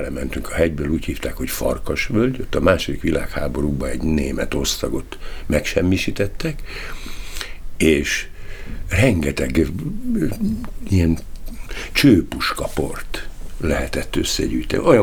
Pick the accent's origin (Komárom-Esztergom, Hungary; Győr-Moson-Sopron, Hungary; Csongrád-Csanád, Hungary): Komárom-Esztergom, Hungary; Tatabánya; born there; Tatabányán ö, születtem, és ugye a helyzet az adott volt, mert bizony nagyon szegény korszakban, 1949-ben születtem, és 53-ig Tatabánya városban laktunk, aztán többször is visszaköltöztünk, tehát nagyon sok helyen laktunk.